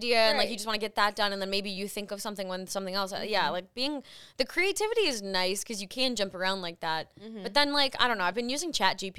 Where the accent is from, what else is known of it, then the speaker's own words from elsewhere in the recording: the South, United States; moved away; So I'm kind of considering this my like hometown trip because my hometown, we sold my house. So like, I don't really have any connection to the South anymore.